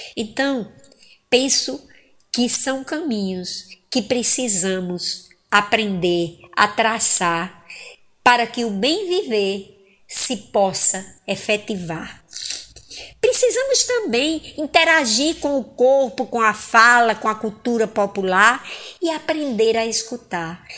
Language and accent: Portuguese; Angicos, Rio Grande do Norte, Brazil; now in Fortaleza, Brazil; Angicos, no Rio Grande do Norte, terra em que nasci